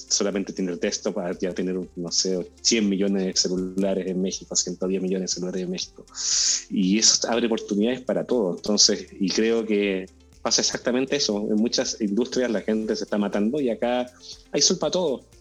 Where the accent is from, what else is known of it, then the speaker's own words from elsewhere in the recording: Chile; al ladito, un, pasillo al ladito de Argentina